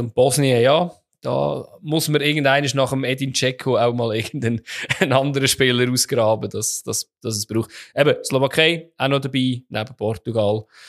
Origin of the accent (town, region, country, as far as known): Switzerland